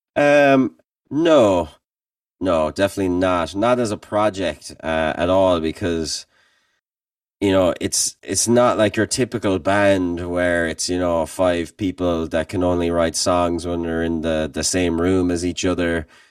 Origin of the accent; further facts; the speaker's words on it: Limerick, Munster, Ireland; moved away as an adult; now in Kent, Ohio, United States; as a band, we're from Limerick